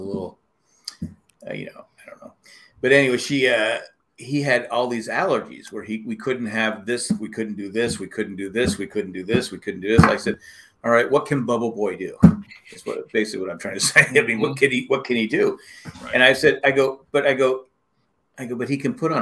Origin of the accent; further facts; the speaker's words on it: San Diego, California, United States; moved away; also born or lived in York, Pennsylvania; I grew in San Diego, California. I was born in York, PA.